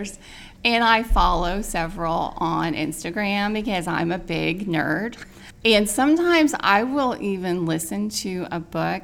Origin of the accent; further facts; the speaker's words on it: Indiana, United States; moved away; my ex-husband and I, we are both from Indiana